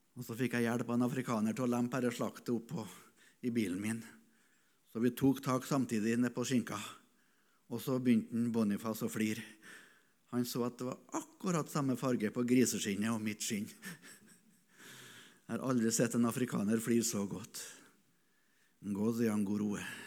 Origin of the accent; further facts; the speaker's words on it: Norway; also born or lived in East Africa; Hvorfor ble jeg født som nordmann, etnisk nordmann?